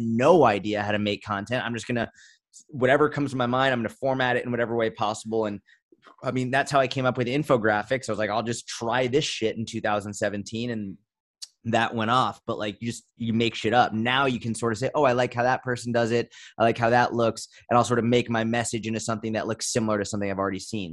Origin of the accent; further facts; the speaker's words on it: Boston, Massachusetts, United States; I grew up in Boston